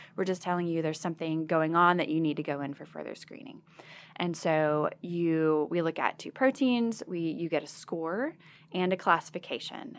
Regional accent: Arkansas, United States; I'm from Arkansas as a, as a hometown girl

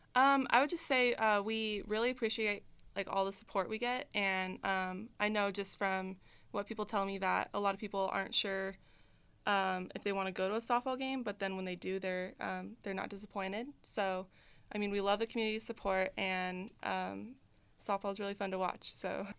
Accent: Reno, Nevada, United States; I grew up in Reno

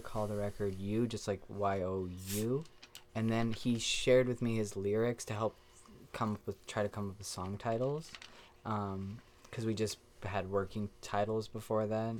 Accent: New Mexico, United States; I'm from New Mexico.

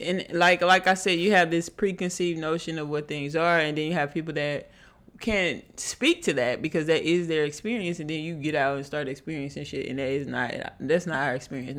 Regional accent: Houston, Texas, United States; I'm from Houston

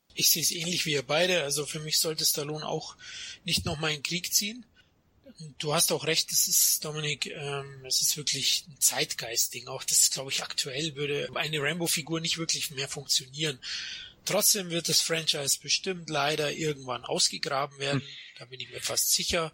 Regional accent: Germany; ich als Deutscher

